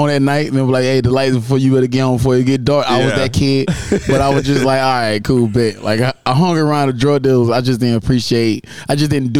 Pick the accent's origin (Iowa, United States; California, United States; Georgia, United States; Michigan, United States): Georgia, United States; Dublin; now in Tampa, United States; Originally from a small town called Dublin, Georgia.